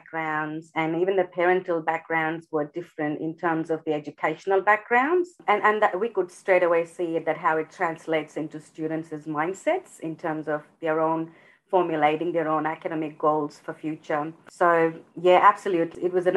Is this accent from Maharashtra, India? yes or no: yes; Mumbai, Maharashtra, India; moved away as an adult; also born or lived in Melbourne, Australia; now in Australia; born and brought up in India, in Mumbai